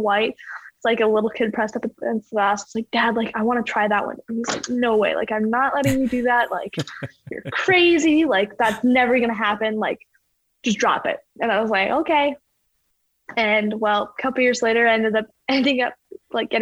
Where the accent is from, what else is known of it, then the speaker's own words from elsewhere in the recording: Calgary, Alberta, Canada; growing up in Calgary